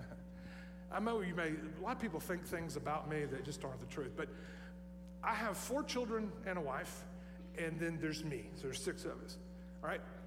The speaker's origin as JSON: {"language": "English", "region": "Tennessee", "country": "United States", "said": "I'm from Tennessee"}